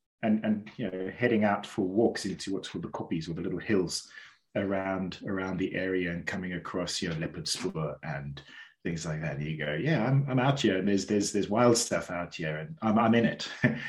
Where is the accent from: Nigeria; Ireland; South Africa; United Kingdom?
South Africa; Cape Town, Western Cape; born there; So I was born down in Cape Town, beautiful, beautiful part of South Africa, beautiful part of the world.